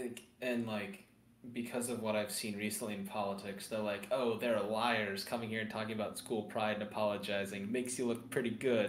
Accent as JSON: {"language": "English", "country": "United States", "said": "I'm American."}